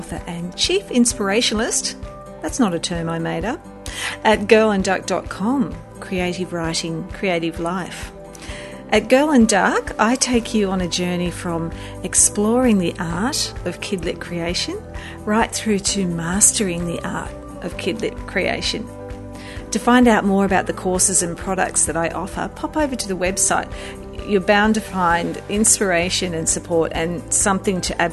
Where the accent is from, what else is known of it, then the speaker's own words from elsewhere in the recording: Australia; I'm an Australian children's author.